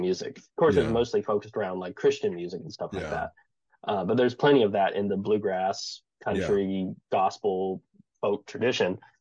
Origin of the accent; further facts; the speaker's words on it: the Ozarks, United States; I grew up in the Ozarks playing bluegrass, folk